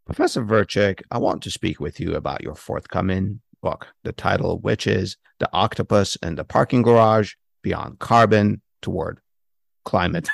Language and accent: English; San Francisco Bay Area, California, United States; I grew up in the San Francisco Bay Area